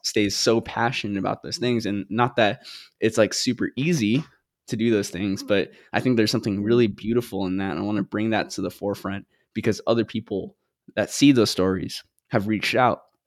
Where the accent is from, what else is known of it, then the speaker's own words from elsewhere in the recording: Guam; moved away; also born or lived in Philippines; when I was two, we moved to Guam, and that's where I grew up